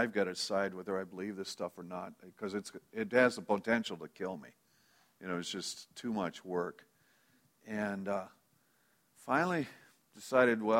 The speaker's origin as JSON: {"language": "English", "region": "Minnesota", "country": "United States", "tie": "born or raised there", "also_born_or_lived": "Friend, Nebraska", "said": "Do remember moving from Nebraska to Minnesota when I was three or four. I don't know exactly how old that was. So that's where my memories start, and that's basically where my growing up place was"}